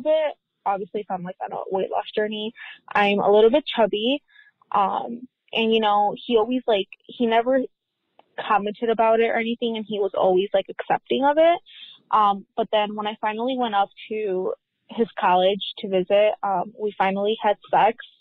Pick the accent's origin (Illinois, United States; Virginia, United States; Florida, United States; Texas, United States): Illinois, United States; we're both from Illinois, so I stayed here in Illinois